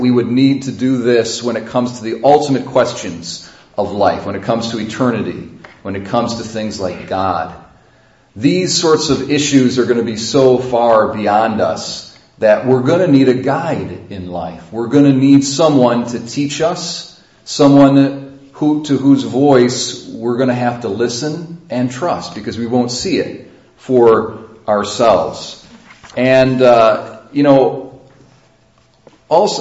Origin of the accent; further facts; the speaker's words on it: Sodus, New York, United States; I was born in Sodus Hospital